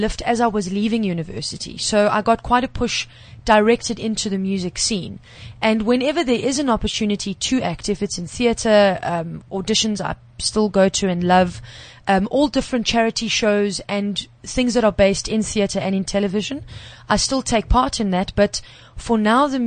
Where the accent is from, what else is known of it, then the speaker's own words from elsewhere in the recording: Magaliesburg, Gauteng, South Africa; moved away as an adult; now in Johannesburg, South Africa; I'm not a Joburg girl as such. I was born in Magaliesburg and moved to, pretty much a farm girl, moved to the big bad city to study.